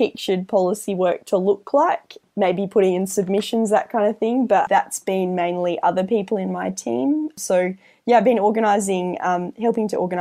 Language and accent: English; Albany, Western Australia, Australia; moved away; also born or lived in Melbourne; I grew up in Albany, where a lot of my friends are farmers